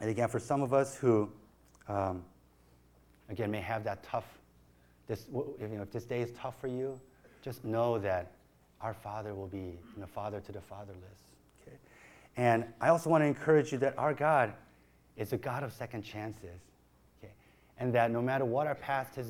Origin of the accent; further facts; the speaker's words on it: Chicago, Illinois, United States; moved away; growing up in Chicago